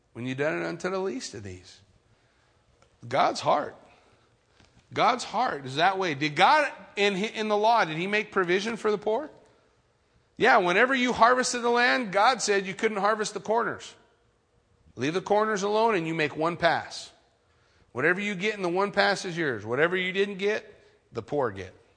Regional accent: California, United States; I grew up in California my whole life

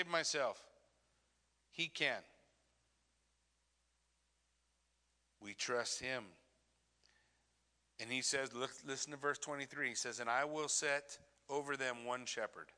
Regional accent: Southern California desert, United States; I grew up in Southern California desert

